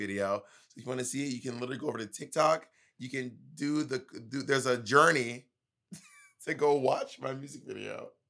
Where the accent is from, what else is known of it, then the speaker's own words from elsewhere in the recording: Georgia, United States; now in New York City, United States; I'm from Georgia.